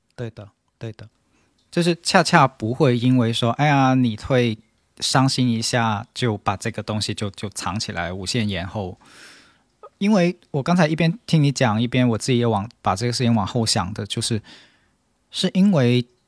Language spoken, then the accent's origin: Chinese; China; 我们中国人现在舆论场里面所讨论的这个这个苦难式的婚姻